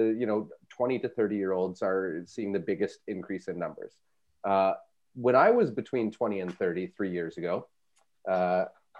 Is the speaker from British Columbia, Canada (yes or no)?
yes; Aldergrove, British Columbia, Canada; I grew up in Aldergrove